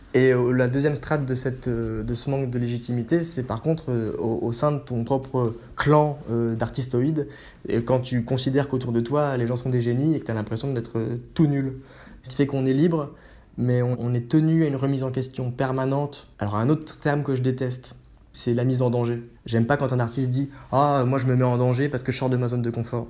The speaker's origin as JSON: {"language": "French", "area": "Haute-Marne", "region": "Grand Est", "country": "France", "tie": "born or raised there", "also_born_or_lived": "Metz", "moved": "yes", "lives_now": "Paris, France", "said": "je suis natif de Haute-Marne"}